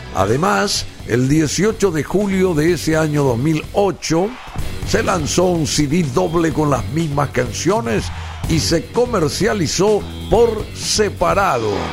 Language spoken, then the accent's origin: Spanish; Paraguay; en nuestras tierras